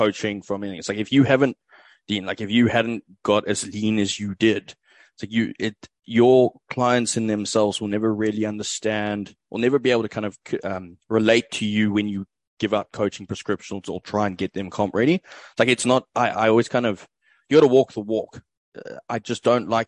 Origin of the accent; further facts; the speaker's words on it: South Africa; moved away as an adult; now in Australia; I'm originally from South Africa, currently reside in Australia